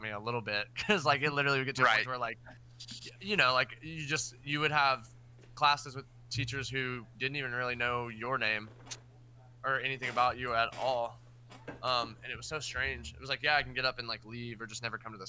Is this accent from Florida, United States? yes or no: yes; Florida, United States; also born or lived in Tennessee; now in Mississippi, United States; I was born and raised in Florida.